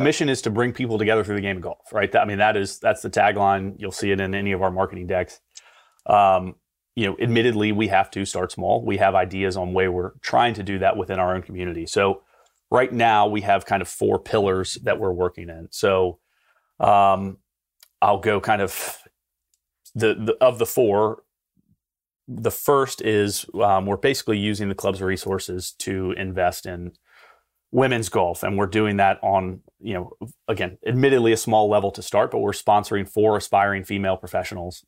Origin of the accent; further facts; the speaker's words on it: Aiken, South Carolina, United States; moved away as an adult; also born or lived in Atlanta, Georgia; in Aiken, which is my hometown